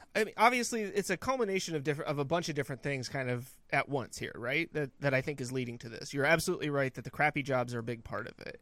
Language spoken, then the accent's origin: English; Northern California, United States; now in North Carolina, United States; growing up in Northern California